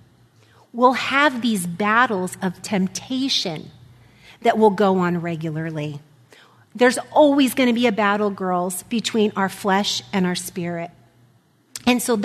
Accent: United States; being an American

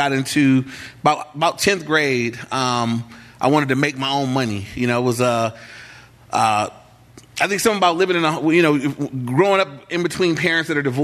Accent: Englewood, United States; I grew up in the city where I'm in right now. I grew up in Englewood my whole life.

